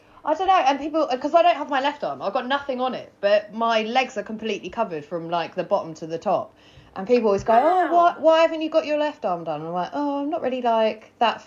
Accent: Worthing, South East England, United Kingdom; also born or lived in London / Wales / Greece; I grew up in Worthing

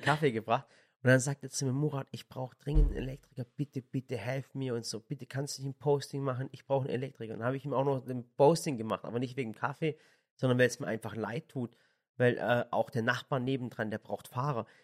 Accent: Swabia, Baden-Württemberg, Germany; also born or lived in Sinop, Turkey (family); ich bin Schwabe

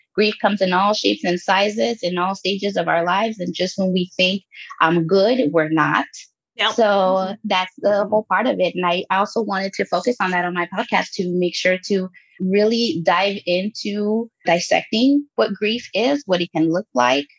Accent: Los Angeles, California, United States; also born or lived in Guatemala; I was born in Guatemala and I was raised there until I was eight years old and grew up in Los Angeles

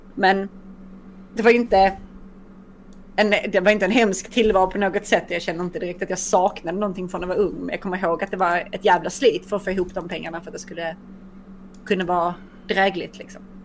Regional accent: Skåne, Sweden; jag är ändå resident skåning.

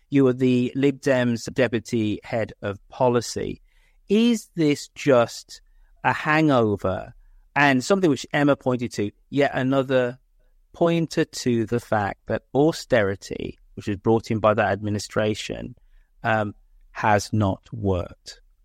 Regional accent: United Kingdom; I'm proud Brit

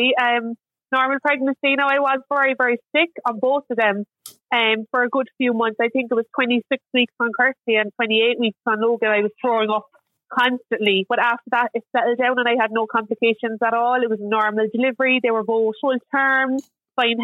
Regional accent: Mallow, Munster, Ireland; I come from Mallow in Cork.

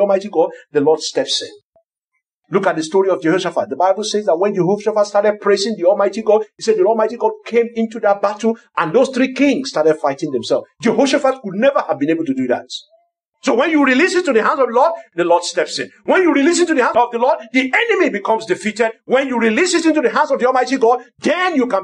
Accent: Lagos, Nigeria; I grew up in Lagos

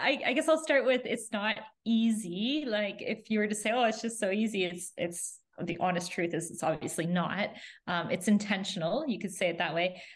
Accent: Canada; moved away; also born or lived in Florida; we're originally from Canada and we moved to Florida.

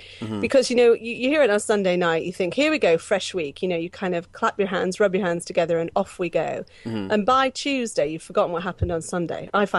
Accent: Pittsburgh, Pennsylvania, United States; I grew up in America, and I lived in I lived around America, but mostly for the bulk of my teenage years, I lived in Pittsburgh in Pennsylvania.

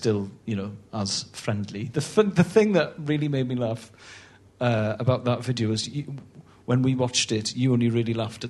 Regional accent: Wales, United Kingdom; also born or lived in Bristol; now in London, United Kingdom

